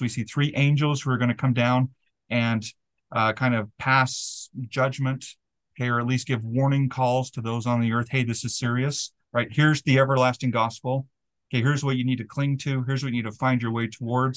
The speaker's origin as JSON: {"language": "English", "town": "Delta", "region": "Utah", "country": "United States", "tie": "born or raised there", "said": "I grew up in Delta, Utah"}